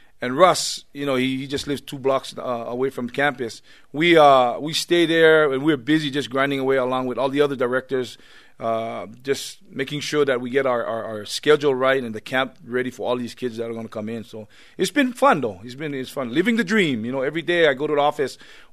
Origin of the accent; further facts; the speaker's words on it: Laie, Hawaii, United States; moved away; Laie, my hometown